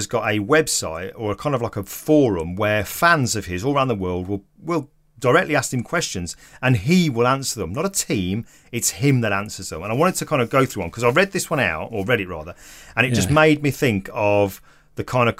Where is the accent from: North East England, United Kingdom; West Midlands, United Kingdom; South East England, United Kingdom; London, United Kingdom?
West Midlands, United Kingdom; Stoke-on-Trent; I'm from Stoke-on-Trent. I have no qualifications. I didn't come from money.